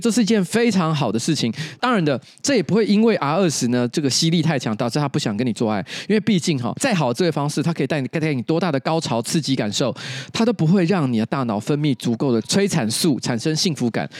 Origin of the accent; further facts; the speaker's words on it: Taipei, Taiwan; 我从小在台北长大